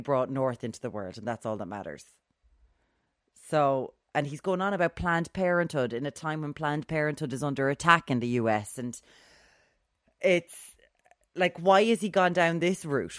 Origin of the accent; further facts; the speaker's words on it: Ireland; We have a Celtic heritage here in this country